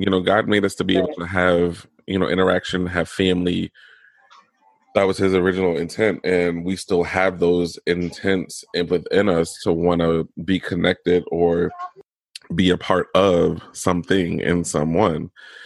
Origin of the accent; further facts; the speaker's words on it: Norfolk, Virginia, United States; I came from Norfolk General Hospital in Virginia